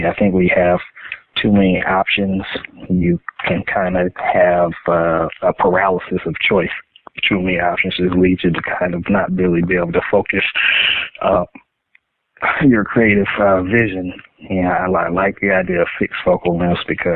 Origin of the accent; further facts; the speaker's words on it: Highland Park, Michigan, United States; I grew up in welfare in Highland Park, Michigan, which is a city inside, a city within the city limits of the city of Detroit